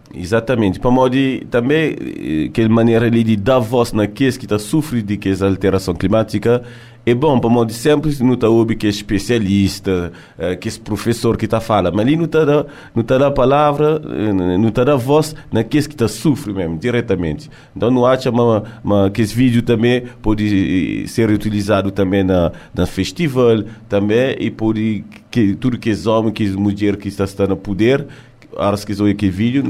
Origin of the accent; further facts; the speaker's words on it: France; me nasci na França, criei na França, mas gosto de estar ali na Cabo Verde